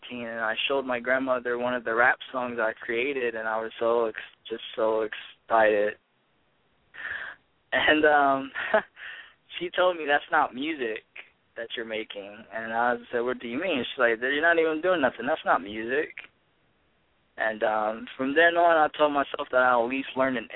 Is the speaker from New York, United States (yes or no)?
no; Ohio, United States; being an inner city kid that I was raised as in Ohio around high school